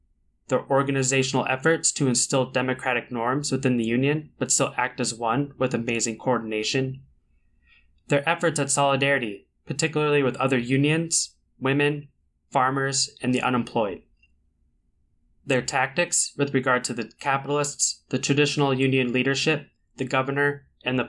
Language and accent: English; St. Paul, Minnesota, United States; accent: local accent; I am a lifelong resident of Minnesota, born and raised in St. Paul, if you couldn't tell by some of the local accent that may show through